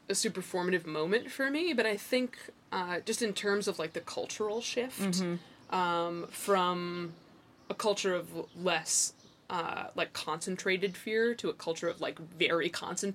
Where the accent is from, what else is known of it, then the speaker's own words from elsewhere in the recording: Bedford, New York, United States; I grew up in Westchester County, in New York